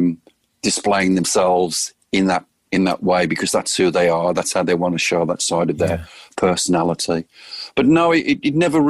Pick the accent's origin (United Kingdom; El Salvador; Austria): United Kingdom; moved away as an adult; now in Phoenix, United States; I'm a British guy. I don't have my American citizenship yet. And I always view myself as a guest in this beautiful country